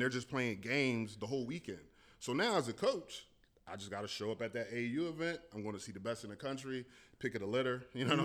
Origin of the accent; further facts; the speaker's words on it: Camden, New Jersey, United States; definitely a product of Camden. Um, you know, grew up in Centerville.